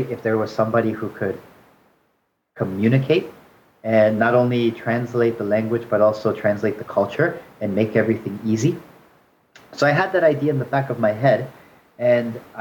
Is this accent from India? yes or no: no; Canada; moved away as an adult; also born or lived in China; now in Seoul, South Korea; I grew up in Canada